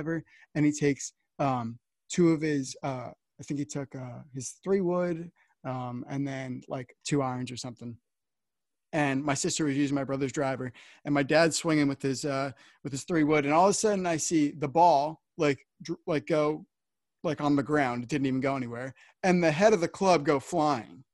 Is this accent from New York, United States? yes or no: no; New Jersey, United States; I'm from New Jersey